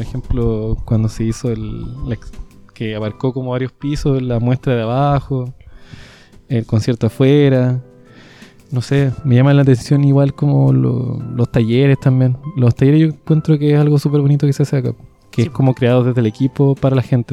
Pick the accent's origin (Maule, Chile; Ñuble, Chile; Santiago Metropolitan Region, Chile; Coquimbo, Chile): Coquimbo, Chile; yo soy de acá, soy de Coquimbo.